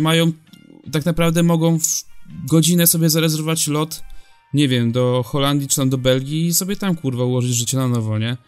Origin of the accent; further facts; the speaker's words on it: Poland; jestem z Polski